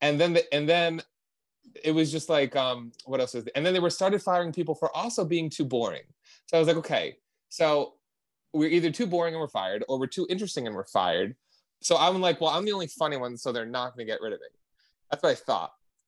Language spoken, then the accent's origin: English; New Jersey, United States; I'm from New Jersey.